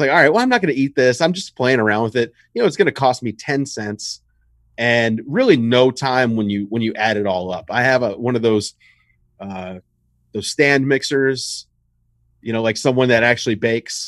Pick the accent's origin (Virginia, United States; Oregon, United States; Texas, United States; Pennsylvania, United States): Virginia, United States; Richmond; I'm from Richmond, Virginia.